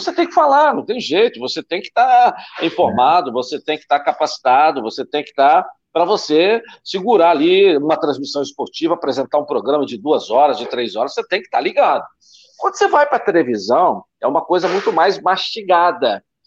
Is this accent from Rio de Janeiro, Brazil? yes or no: yes; Volta Redonda, Rio de Janeiro, Brazil; eu sou de Volta Redonda, né? Minha terra natal.